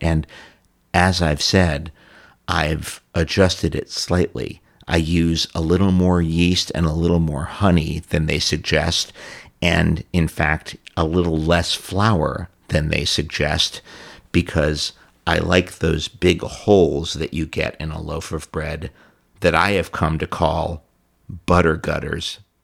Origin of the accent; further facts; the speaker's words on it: New York City, New York, United States; also born or lived in Ithaca; I grew up in New York City